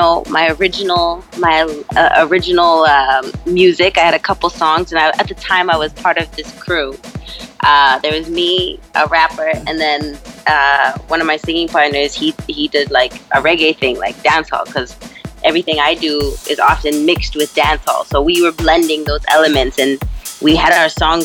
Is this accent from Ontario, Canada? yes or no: no; Edmonton, Alberta, Canada; I worked my hometown of Edmonton, Alberta, Canada